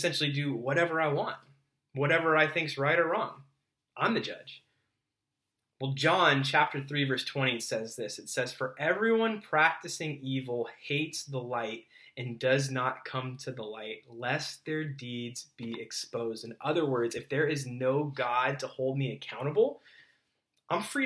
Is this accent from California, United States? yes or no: yes; Southern California, United States; I grew up in Southern California, you know, started surfing at a young age